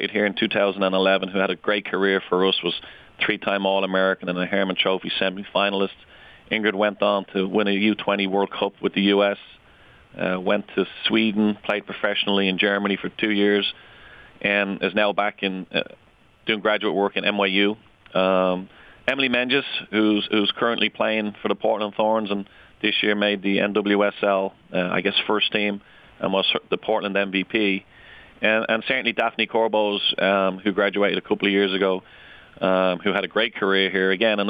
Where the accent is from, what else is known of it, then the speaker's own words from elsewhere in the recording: Ireland; now in United States; I grew up in Ireland.